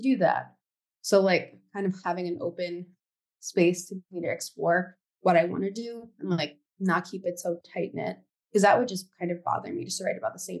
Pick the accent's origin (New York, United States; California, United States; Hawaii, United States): New York, United States; New York City; I grew up in New York City